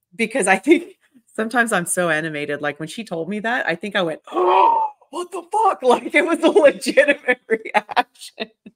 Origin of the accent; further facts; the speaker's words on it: Victoria, Australia; moved away as an adult; also born or lived in Brazil / Melbourne; now in United States; I was born in Brazil, so I have my Brazilian passport, um, and Australia, I was raised in Australia since I was eight, then I moved here